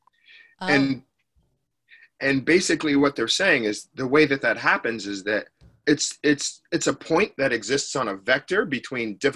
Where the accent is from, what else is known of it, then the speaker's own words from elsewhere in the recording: Detroit, Michigan, United States; moved away; I'm from Detroit originally, you know, and Detroit, especially back then, it's getting nicer now, but it was just a rough place